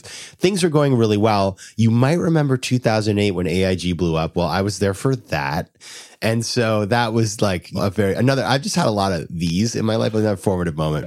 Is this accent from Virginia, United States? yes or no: no; Sanford, Maine, United States; moved away as an adult; also born or lived in Washington, D.C.; I'm from a town called Sanford, Maine